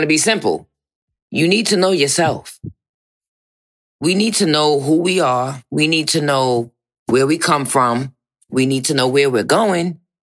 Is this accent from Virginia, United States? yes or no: yes; Virginia, United States; I'm from Virginia